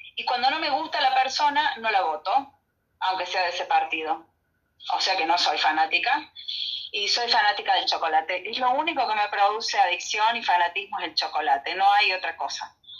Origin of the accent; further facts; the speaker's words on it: Argentina; somos argentinos